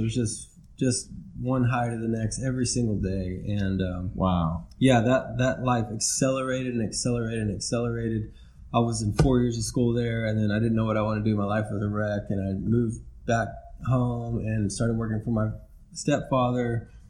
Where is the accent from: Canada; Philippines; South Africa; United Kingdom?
South Africa; born there; also born or lived in Mexico / United States; But we moved around a lot. I was born in South Africa. I lived in Mexico for a couple of years, and then in between all that, we moved in different parts of the States.